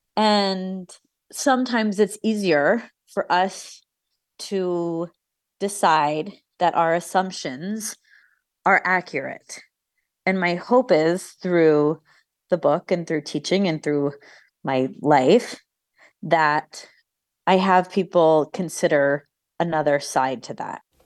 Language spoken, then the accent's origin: English; United States; an American woman